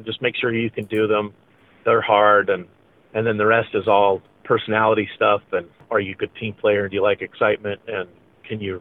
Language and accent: English; Salmon, Idaho, United States; also born or lived in Boise, Idaho; My parents adopted me when I was a month old and went to live with them in Salmon